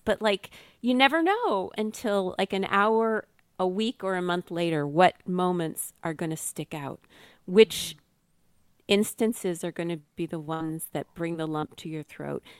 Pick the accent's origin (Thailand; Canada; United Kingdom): Canada; Ottawa, Ontario; I had, you know, done math contests growing up in Ottawa